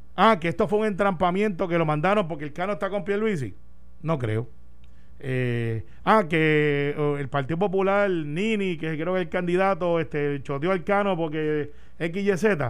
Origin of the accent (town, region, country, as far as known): Puerto Rico